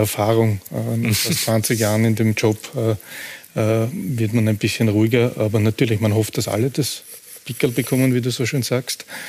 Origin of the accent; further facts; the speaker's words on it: Austria; bei uns in Österreich